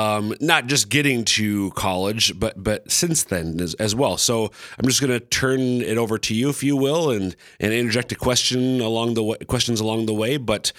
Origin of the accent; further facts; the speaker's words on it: Central Minnesota, United States; now in Sioux Falls, United States; I'm from Central Minnesota, but all five of our kids are born and raised here in sunny Sioux Falls, South Dakota.